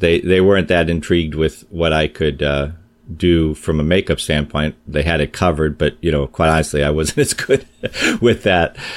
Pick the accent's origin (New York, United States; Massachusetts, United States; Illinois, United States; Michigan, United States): Illinois, United States; Chicago; I'm from Chicago, so I was uh, working at an amusement park in Chicago.